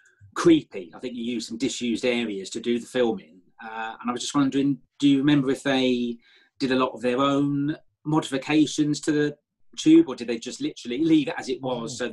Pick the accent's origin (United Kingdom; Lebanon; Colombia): United Kingdom; London; being a Londoner, born and bred.